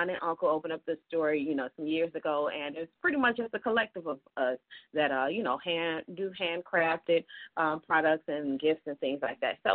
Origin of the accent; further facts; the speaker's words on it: Detroit, Michigan, United States; moved away as an adult; also born or lived in Kalamazoo, Michigan; now in Atlanta, United States; I'm a born and raised in Detroit, so I am a Detroit gal.